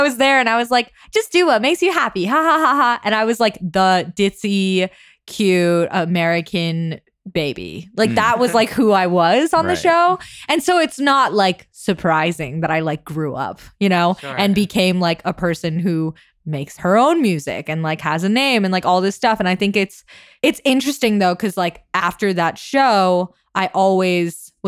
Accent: Hangzhou, Zhejiang, China; but I'm from Hangzhou. Like that's where my family is. Okay. So, and that's like an hour away from Shanghai

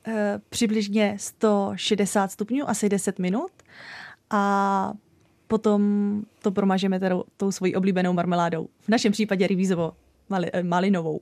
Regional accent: Dačice, South Bohemian Region, Czechia; moved away; also born or lived in Znojmo; já jsem od malička chodila do pěveckého sboru u nás v Dačicích

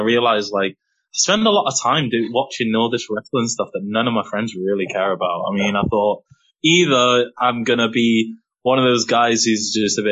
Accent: England, United Kingdom; I'm black English

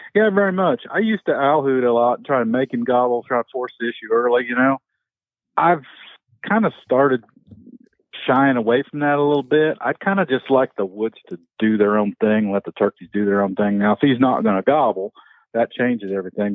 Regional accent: southern hills of Indiana, United States; I grew up in the Southern Hills, Indiana, rolling hills, hardwoods, oak hickories

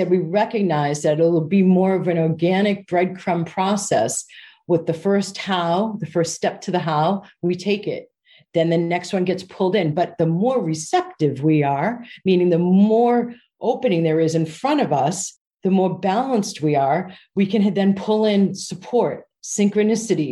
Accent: United States; moved away as an adult; now in United Kingdom; as an American

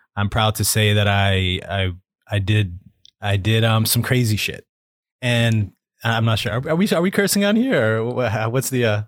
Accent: Toronto, Ontario, Canada; moved away as an adult; now in Vancouver, Canada; I was born and raised in Toronto, Ontario, Canada

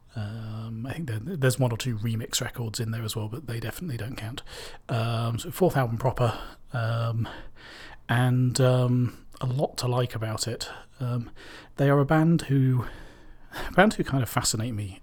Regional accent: Cambridge, East of England, United Kingdom; I'm from Cambridge

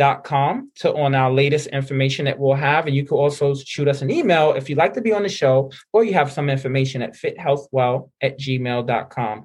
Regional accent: New York City, New York, United States; I grew up in the Bronx, right? So East Tremont section.

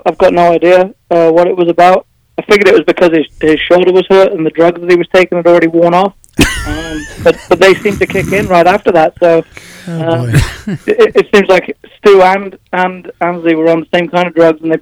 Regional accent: England, United Kingdom; I'm actually from England, which is the other end of the planet.

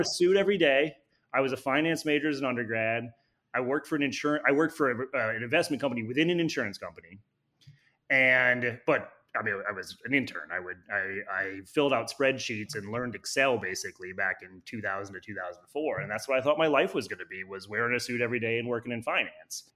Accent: Wisconsin, United States; now in Cincinnati, United States; I grew up in Wisconsin

